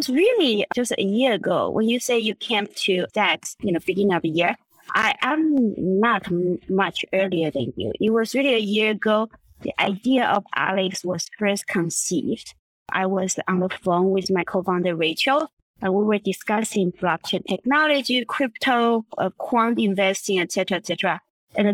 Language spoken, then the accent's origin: English; Vienna, Austria; moved away; also born or lived in Taiwan; I was born in Taiwan. I grew up in Vienna, in Austria.